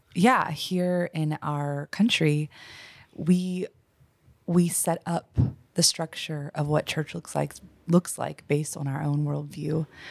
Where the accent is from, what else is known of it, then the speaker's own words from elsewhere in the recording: United States; as an American